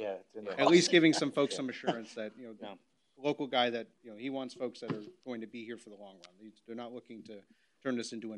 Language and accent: English; Port Orange, Florida, United States; I'm from Port Orange. So this, you know, this isn't very far from home.